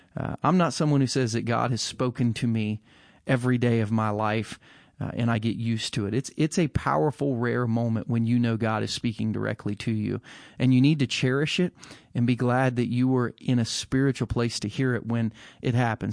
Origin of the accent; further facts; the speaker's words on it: United States; an American with no Jewish ancestry